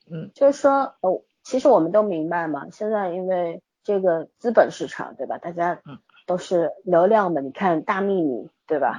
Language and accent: Chinese; China; 我们中国人